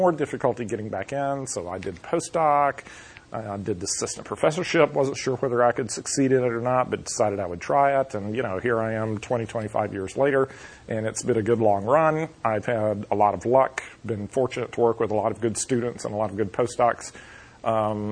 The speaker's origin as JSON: {"language": "English", "region": "North Florida", "country": "United States", "tie": "born or raised there", "also_born_or_lived": "Pasadena, California", "accent": "southern", "moved": "as an adult", "said": "I grew up in North Florida, which is South Georgia for all practical purposes, and you can probably hear a southern accent in my voice"}